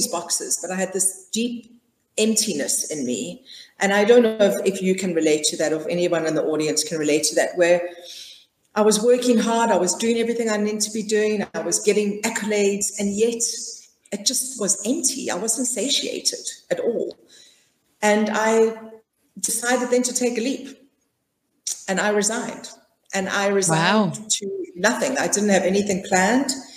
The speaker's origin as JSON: {"language": "English", "country": "South Africa", "tie": "born or raised there", "said": "I'm South African, born and bred, and I was raised in a traditional middle-class family."}